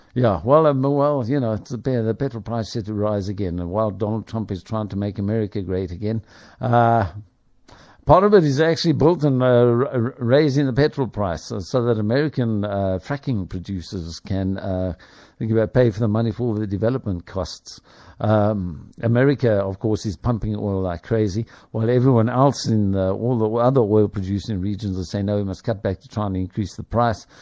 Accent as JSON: {"language": "English", "country": "South Africa", "tie": "born or raised there", "said": "I'm a South African. I have a South African passport. I don't have an Irish passport. I haven't applied for one. I'm the only sibling other than my one brother who hasn't applied for his Irish passport. I'm gonna stick in this country. Yeah, I was born here"}